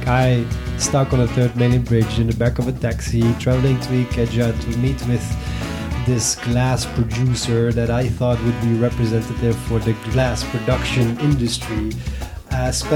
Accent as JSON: {"language": "English", "country": "Netherlands", "tie": "born or raised there", "also_born_or_lived": "Algeria", "moved": "as an adult", "said": "Born and raised in the Netherlands"}